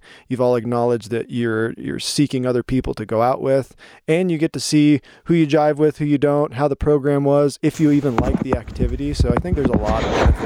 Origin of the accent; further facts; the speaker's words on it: Skagit Valley, Washington, United States; growing up in the Skagit Valley, just a few hours from Whistler.